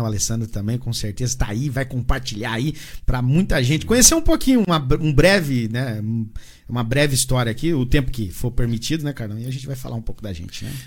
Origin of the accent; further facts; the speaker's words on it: Santa Isabel, São Paulo, Brazil; also born or lived in Assis Chateaubriand, Paraná; now in Jandira, Brazil; Morei por muitos anos aqui, aproximadamente 30 anos da minha vida, morei em Santa Isabel. É, cresci aqui, né? Vim do Paraná com 5 anos de idade